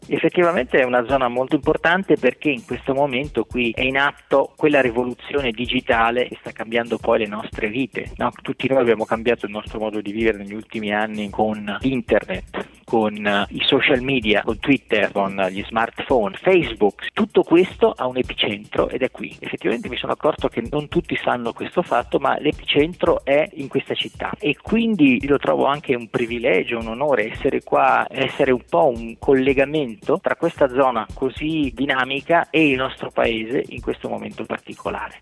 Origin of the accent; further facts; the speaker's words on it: Tione di Trento, Trentino-Alto Adige, Italy; moved away as an adult; also born or lived in Israel / Germany; now in San Francisco, United States; Sono cresciuto a Tione, ho fatto il liceo scientifico